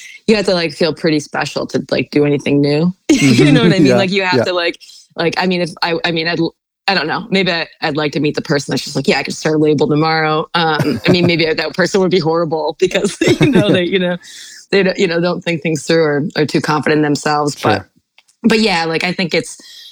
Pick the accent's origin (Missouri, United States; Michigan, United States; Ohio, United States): Ohio, United States; Cleveland; now in Brooklyn, United States; I grew up in Cleveland, Ohio.